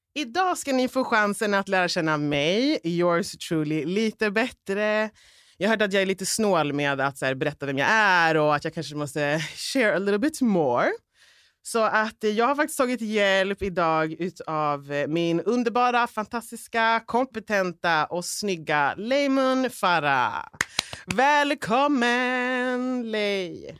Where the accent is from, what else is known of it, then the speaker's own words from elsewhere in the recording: Uppsala, Uppsala County, Sweden; jag är från orten också, vi är från Gottsunda från början.